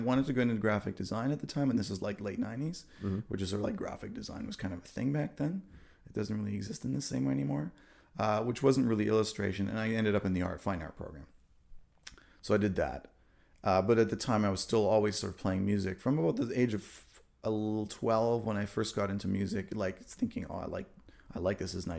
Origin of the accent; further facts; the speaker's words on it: Germany; like my parents let me buy albums when I was a kid growing up in Germany.